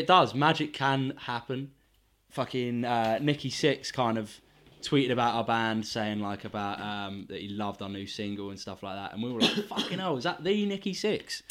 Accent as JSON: {"language": "English", "region": "England", "country": "United Kingdom", "said": "being English"}